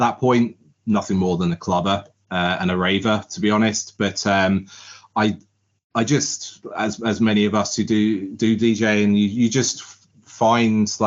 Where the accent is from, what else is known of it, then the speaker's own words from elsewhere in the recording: Southampton, South East England, United Kingdom; moved away as an adult; now in Ireland; I grew up in Southampton